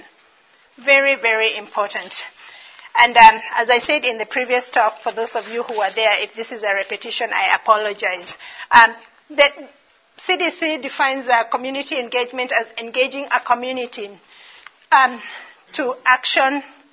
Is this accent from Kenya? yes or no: yes; Kenya; moved away as an adult; also born or lived in Dallas, Texas; now in Bismarck, United States; I'm originally from Kenya. I've been in America for 10 years. Still not gotten the American accent